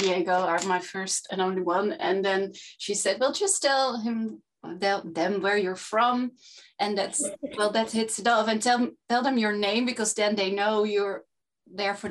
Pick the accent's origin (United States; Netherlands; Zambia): Netherlands; Amsterdam, North Holland; from Amsterdam